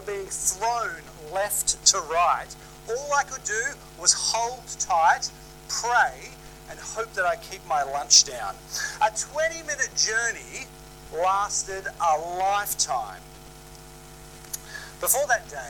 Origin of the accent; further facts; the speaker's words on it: Sydney, New South Wales, Australia; Growing up in Sydney, I used to love catching the ferries across Sydney Harbour